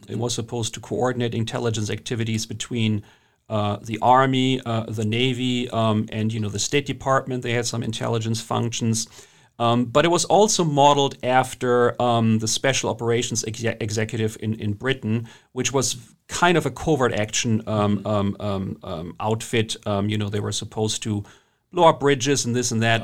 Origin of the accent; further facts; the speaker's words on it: Germany; accent: German; English is a second language; moved away as an adult; also born or lived in England; now in United States; as you can hear from my accent, I'm German originally. I've lived here for a long time